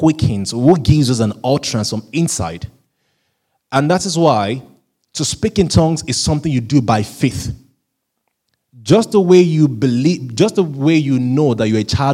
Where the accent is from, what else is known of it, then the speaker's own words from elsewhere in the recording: Southwest Nigeria, Nigeria; first language Yoruba; English is a second language; now in United Kingdom; I'm originally a Nigerian from Southwest Nigeria, so we speak a language called Yoruba language